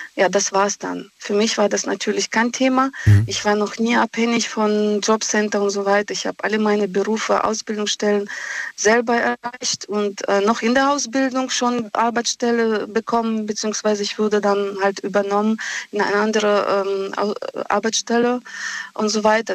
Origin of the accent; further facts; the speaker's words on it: Russia; now in Germany; ich komme aus Russland. Mhm. Aus Russland selbst